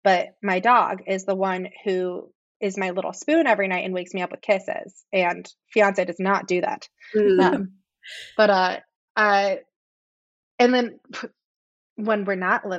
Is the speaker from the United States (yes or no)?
yes; San Francisco, California, United States; now in Chicago, United States; I grew up in San Francisco